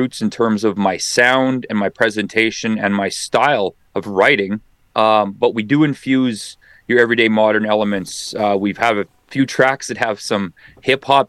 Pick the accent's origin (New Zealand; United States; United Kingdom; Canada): Canada; near Dauphin, Manitoba; I grew up right close to Dauphin